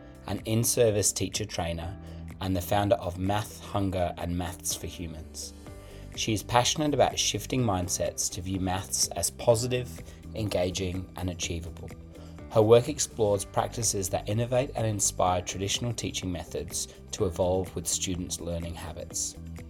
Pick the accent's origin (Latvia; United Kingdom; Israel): United Kingdom; England; now in Australia; I was born in England